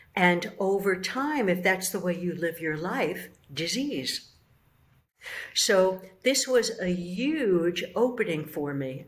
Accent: New York City, New York, United States; I'm from the Bronx

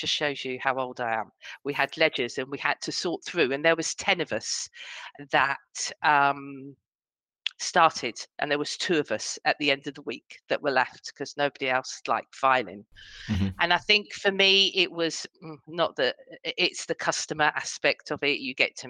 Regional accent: Harefield, London, United Kingdom; So I was born in Harefield, which is a very, very small, it's not even a town, a village. Okay. That's what you, when I was 16, I moved to London and spent most of my adulthood in London.

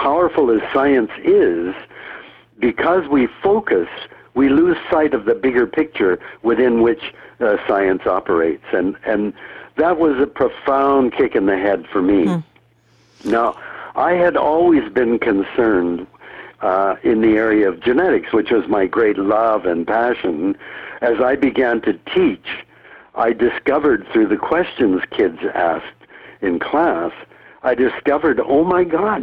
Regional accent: Canada; also born or lived in United States; I, a third generation Canadian, when World War II started, was immediately deprived of all rights of citizenship. And, you know, my parents were born and raised in Canada

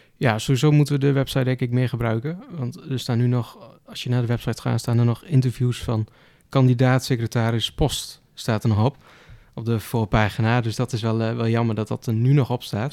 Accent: Gramsbergen, Overijssel, Netherlands; ik kom uit Gramsbergen. Het is een, klein stadje

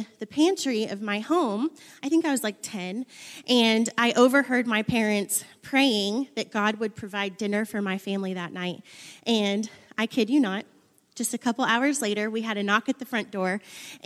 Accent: Buffalo, New York, United States; I grew up in Buffalo, New York.

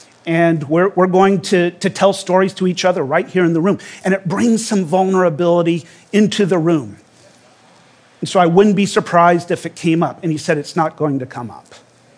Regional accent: Louisiana, United States; I grew up in Louisiana, and my family were members of a small fundamentalist church.

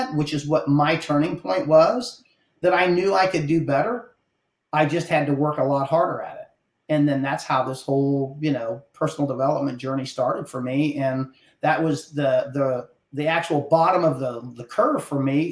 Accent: Hill Country, Ohio, United States; moved away as an adult; now in South Texas, United States; I'm from the Hill Country in Ohio. I was born and raised up there

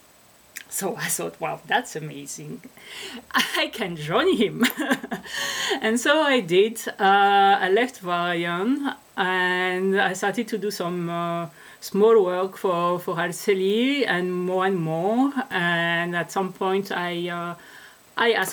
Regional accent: France; moved away as an adult; also born or lived in Netherlands / Switzerland / Australia; I am French.

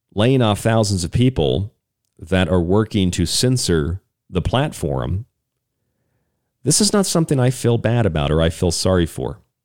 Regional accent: Tampa, Florida, United States; I grew up in Tampa area

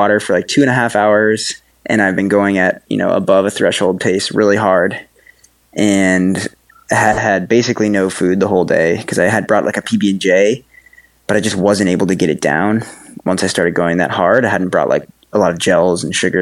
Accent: Woodstock, Vermont, United States; moved away as an adult; now in Lyme, United States; I grew up in Woodstock, Vermont originally

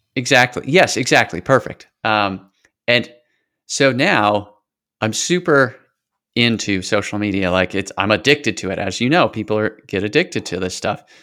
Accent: Washington, United States; moved away as an adult; also born or lived in Idaho / California / Portland / Atlanta; I was born in Idaho, lived in California for a while, and then until I graduated high school, spent most of the rest of my time in Washington State

